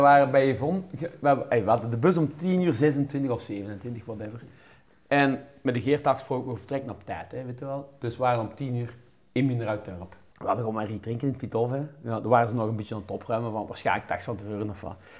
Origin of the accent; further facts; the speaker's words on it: Kempen, Flanders, Belgium; ja, ja, wij zijn van de Woestraat